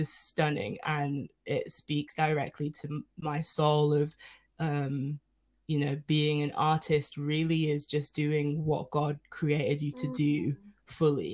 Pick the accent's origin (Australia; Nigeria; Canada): Nigeria; I'm Nigerian